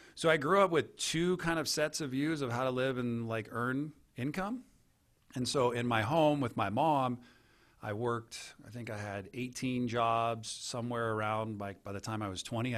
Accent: Santa Cruz, California, United States; I grew up in Santa Cruz, California as just an average kid.

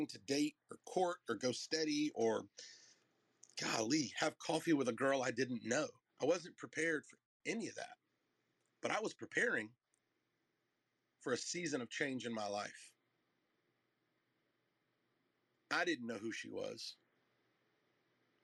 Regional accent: North Carolina, United States; moved away; I'm from North Carolina

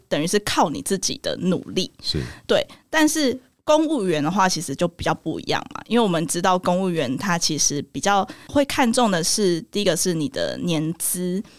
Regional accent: Nantou, central Taiwan, Taiwan; also born or lived in Taichung; 我是 台中出生，然后我OK。后来搬到南投，所以哦。算中部人

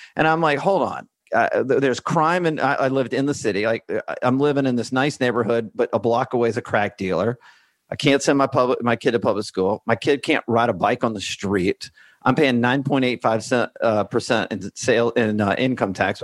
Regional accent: Alabama, United States; moved away as an adult; also born or lived in Washington, D.C.; now in Santa Rosa Beach, United States; I grew up in Alabama

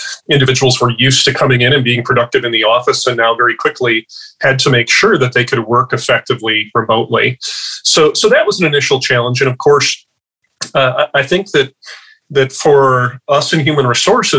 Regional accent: Midwest, United States; now in Washington, United States; From the Midwest originally, I'm now out in Washington

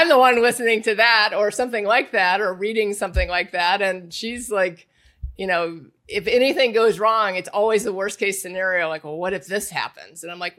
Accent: Indiana, United States; I grew up in Indiana. So Indiana's a big basketball state.

